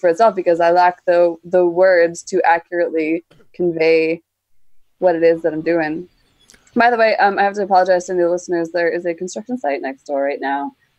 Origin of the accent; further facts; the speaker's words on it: Canada; Yes, I am from the land of always winter, but never Christmas.